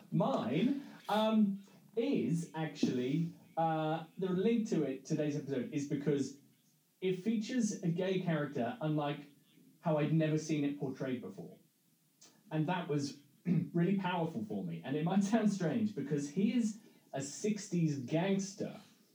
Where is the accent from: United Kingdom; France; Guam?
United Kingdom; Midlands; growing up in the Midlands in the 80s and 90s